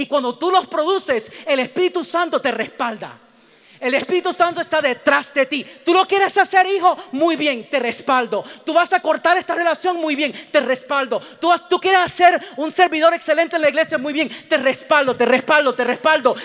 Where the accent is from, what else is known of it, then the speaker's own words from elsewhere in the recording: Puerto Rico; yo soy puertorriqueño